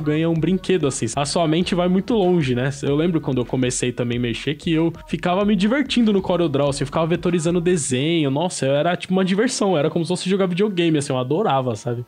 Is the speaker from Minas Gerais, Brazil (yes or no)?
no; São Paulo, Brazil; Eu sou, eu sou aqui de São Paulo mesmo